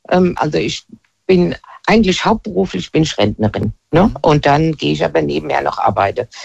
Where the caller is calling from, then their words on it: Hesse, Germany; Ich bin äh, aus der Nähe von Limburg.